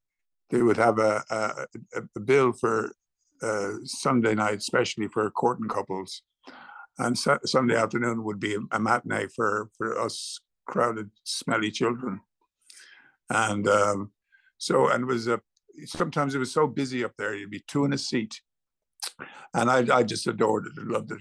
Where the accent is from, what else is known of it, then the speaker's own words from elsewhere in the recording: Dublin, Leinster, Ireland; We used to play cowboys and Indians on the street in Drimna in Dublin.